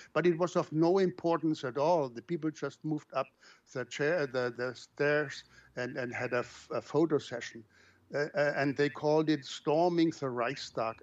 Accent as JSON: {"language": "English", "country": "Germany", "moved": "yes", "lives_now": "Brazil", "said": "I live outside of my home country"}